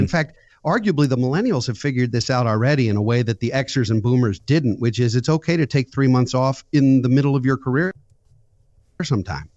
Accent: suburban Maryland, United States; also born or lived in Philadelphia; I live in suburban Maryland, born and raised here, went to school in Philadelphia, and then came back to my hometown.

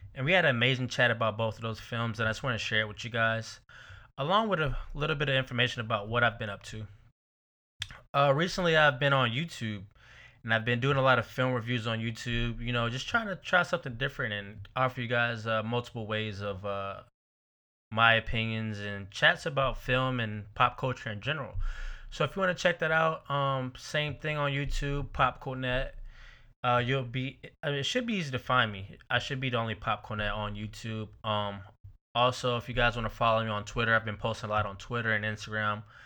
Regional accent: Georgia, United States; moved away as an adult; now in Saint Petersburg, United States; I'm originally from Georgia. I recently moved to Florida in, uh, two thousand twelve.

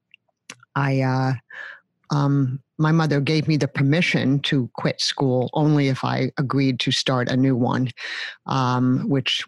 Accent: New York City, New York, United States; I grew up in New York City. I'm born and raised there, remain there

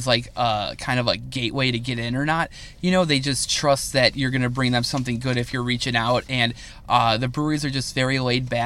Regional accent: United States; I love being an American. I love our country

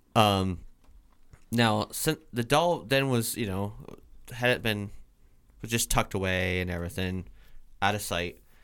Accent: Vermont, United States; I'm from Vermont

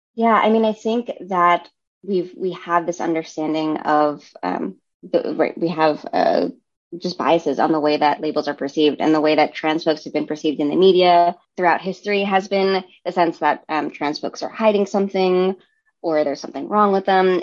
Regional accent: New York City, New York, United States; also born or lived in Brooklyn, New York; I grew up in Staten Island, which is in New York City

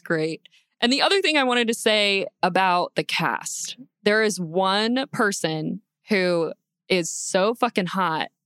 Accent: Florida, United States; I grew up in Florida

